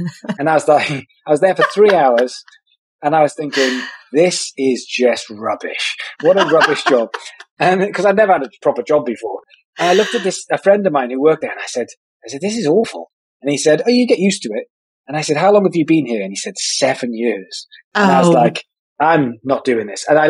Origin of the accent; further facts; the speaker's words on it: Wales, United Kingdom; I'm from Wales, which is a country within the United Kingdom